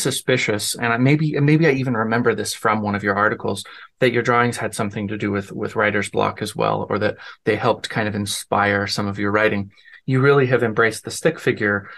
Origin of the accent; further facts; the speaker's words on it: Denver, Colorado, United States; now in Omaha, United States; I grew up in Denver, Colorado.